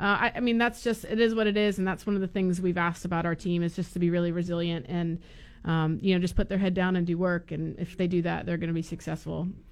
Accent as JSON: {"language": "English", "region": "Florida", "country": "United States", "said": "I'm from Florida"}